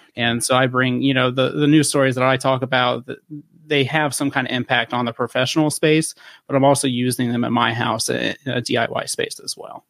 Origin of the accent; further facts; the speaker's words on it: western Ohio, United States; I'm originally from the, the western side of Ohio